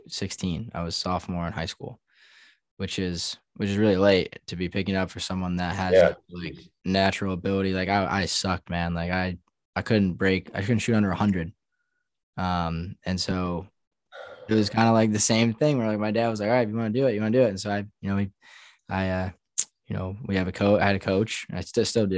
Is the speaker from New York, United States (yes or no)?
yes; New York, United States; growing up in New York